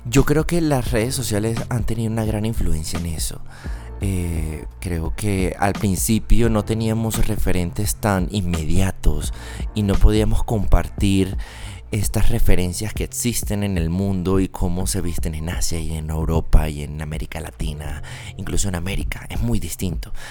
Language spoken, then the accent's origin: Spanish; Venezuela; now in Bogotá, Colombia; Yo soy de Venezuela. ¿Y entonces? Pero del Caribe. Solo que estoy súper apañado de Bogotá.